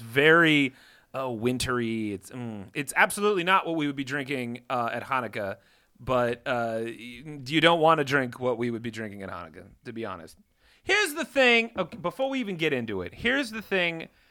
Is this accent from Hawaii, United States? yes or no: no; Iowa, United States; I had a very different childhood growing up in the Midwest